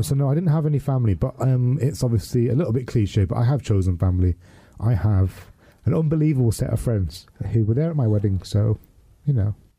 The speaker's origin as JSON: {"language": "English", "country": "United Kingdom", "tie": "born or raised there", "said": "grew up in the eighties and nineties as a British Pakistani Muslim man who was gay"}